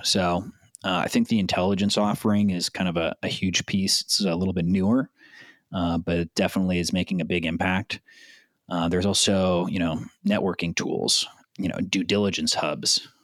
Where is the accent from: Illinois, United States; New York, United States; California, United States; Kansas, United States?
California, United States; South Bay, Southern; also born or lived in San Pedro / South Florida; born and raised in Southern California, uh, South Bay specifically. I was born in San Pedro. Grew up in the South Bay